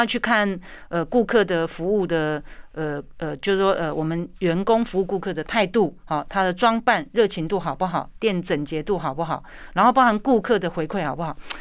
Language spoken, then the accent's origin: Chinese; Taiwan; 我们台湾人